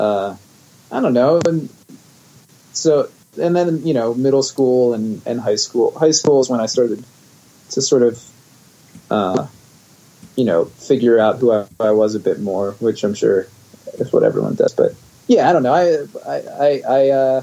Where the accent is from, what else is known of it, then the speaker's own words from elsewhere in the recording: West Chester, Pennsylvania, United States; I grew up in the suburbs of Philadelphia in Westchester, Pennsylvania.